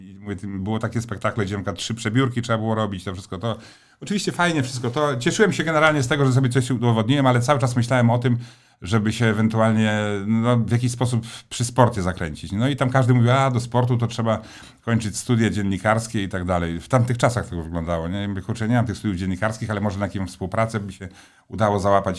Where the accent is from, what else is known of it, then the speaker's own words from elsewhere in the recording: Stalowa Wola, Subcarpathian Voivodeship, Poland; moved away; jestem takim jednak y, chłopakiem ze Starowej Woli, takim z krwi i kości